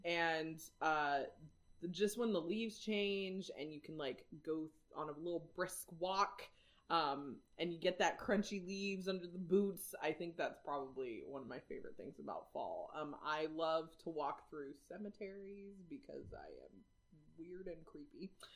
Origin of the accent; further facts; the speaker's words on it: Whidbey Island, Washington, United States; I am from Washington